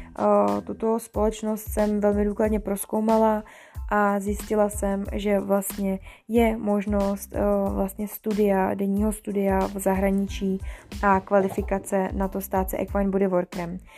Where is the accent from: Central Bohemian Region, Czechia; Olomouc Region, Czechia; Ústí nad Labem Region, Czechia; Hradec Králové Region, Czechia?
Ústí nad Labem Region, Czechia; Děčín; also born or lived in Mariánské Lázně; pocházím z Děčína